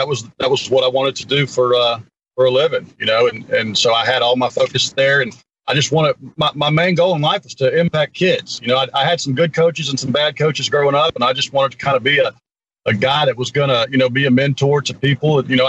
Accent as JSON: {"language": "English", "town": "Gulfport", "region": "Mississippi", "country": "United States", "tie": "born or raised there", "said": "I grew up in Northwood Hills. It was a just a middle-class community."}